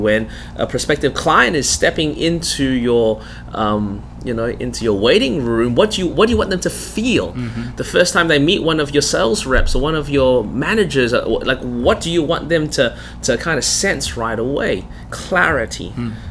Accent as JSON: {"language": "English", "town": "Melbourne", "region": "Victoria", "country": "Australia", "tie": "born or raised there", "accent": "Australian", "moved": "yes", "lives_now": "South Carolina, United States", "said": "I was born in Melbourne. That's the reason my voice is this way"}